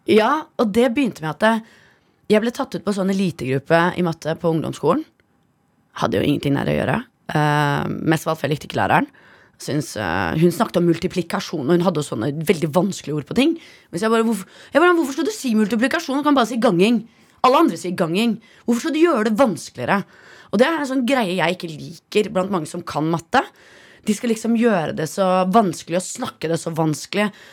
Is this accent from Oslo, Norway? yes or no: yes; Oslo, Norway; jeg vokste opp på Ammerud